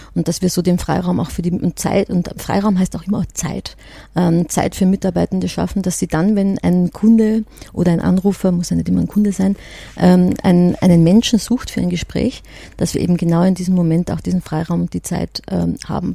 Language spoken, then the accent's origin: German; Austria; now in Germany; ich komme ja aus Österreich und bin ja eher so aus der Gastgeber-Ecke